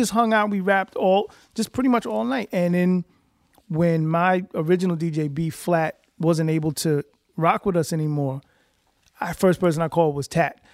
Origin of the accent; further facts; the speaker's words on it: New York City, New York, United States; I am from East Elmhurst slash Corona, Queens, New York